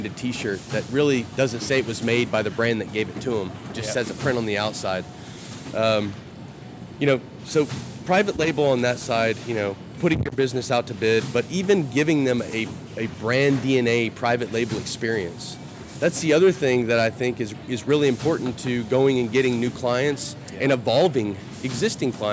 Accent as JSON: {"language": "English", "region": "Texas", "country": "United States", "accent": "Texas", "said": "putting on my Texas accent."}